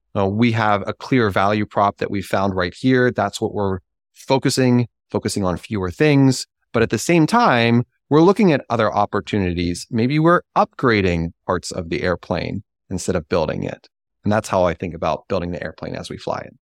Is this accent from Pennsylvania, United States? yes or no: yes; Pittsburgh, Pennsylvania, United States; I am from Pittsburgh